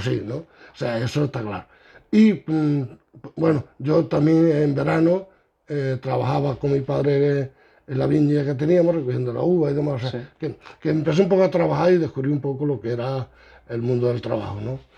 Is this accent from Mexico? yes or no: no; Aguilar, Spain; now in Villarrubia, Spain; yo nací en Aguilar en el 47